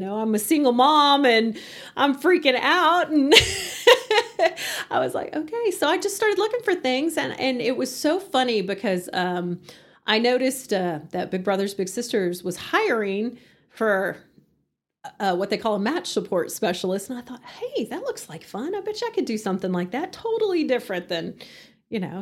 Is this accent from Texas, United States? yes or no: yes; Hereford, Texas, United States; moved away as an adult; also born or lived in Canyon, Texas; now in Amarillo, United States; I was born and raised in Hereford